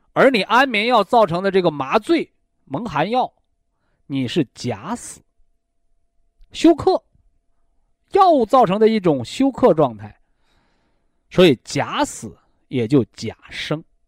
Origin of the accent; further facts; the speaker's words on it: China; 这个我们中国人呐，我们的祖先呐